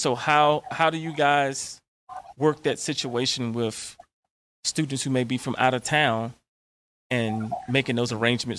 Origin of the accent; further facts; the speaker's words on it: Martinsville, Virginia, United States; Patrick Henry is in the Henry County, Martinsville, Virginia area, my hometown.